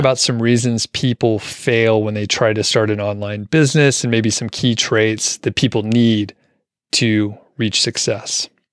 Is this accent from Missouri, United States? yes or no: no; Atlanta, Georgia, United States; moved away; I'm from the Atlanta area originally, so it just sounds like home to me